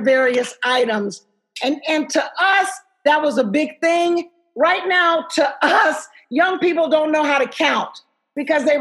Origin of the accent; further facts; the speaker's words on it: Dayton, Ohio, United States; I'm from Dayton, Ohio